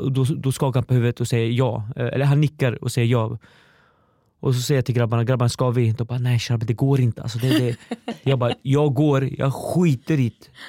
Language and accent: Swedish; Östergötland, Sweden; accent: Östergötland dialect; jag har hört att jag behöver jobba på min östgötska